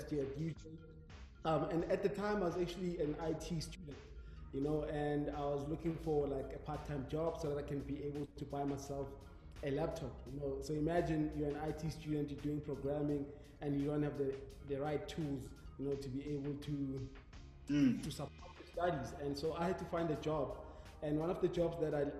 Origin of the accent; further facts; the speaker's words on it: Mpumalanga, South Africa; moved away; I'm from Denelton in Mpumalanga.